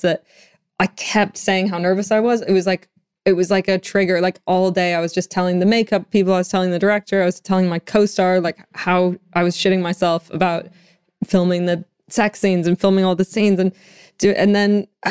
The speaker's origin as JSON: {"language": "English", "country": "Canada", "moved": "yes", "lives_now": "London, United Kingdom", "said": "I'm from Canada"}